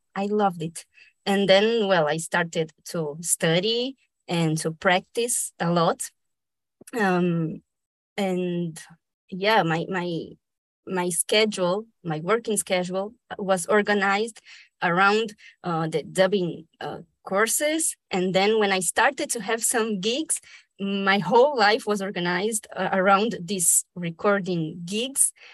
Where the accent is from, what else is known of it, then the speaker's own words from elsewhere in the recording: Brazil; first language Spanish; English is a second language; also born or lived in Argentina; I was born in Argentina but I was raised in Brazil. I moved there when I was a little baby.